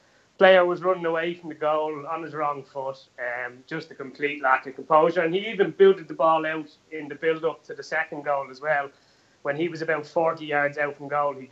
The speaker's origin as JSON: {"language": "English", "country": "Ireland", "said": "us being Irish"}